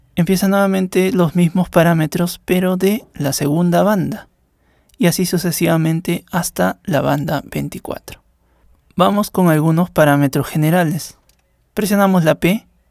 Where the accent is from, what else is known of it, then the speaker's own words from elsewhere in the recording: Peru; soy de Perú y formo parte de la moderación